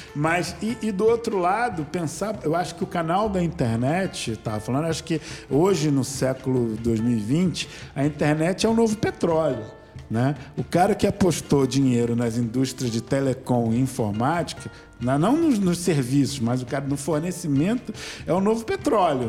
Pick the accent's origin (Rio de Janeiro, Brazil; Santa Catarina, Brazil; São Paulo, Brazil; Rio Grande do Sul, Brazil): Rio de Janeiro, Brazil; todos nós somos cariocas